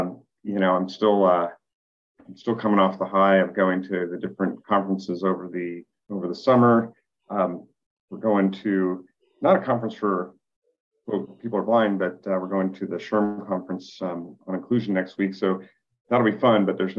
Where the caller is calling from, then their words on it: San Diego, California, United States; I'm coming from San Diego.